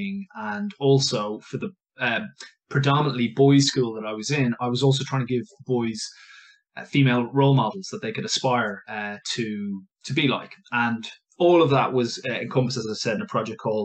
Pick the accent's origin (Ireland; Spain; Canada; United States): Ireland; moved away as an adult; now in London, United Kingdom; I am an English, but an Irish English teacher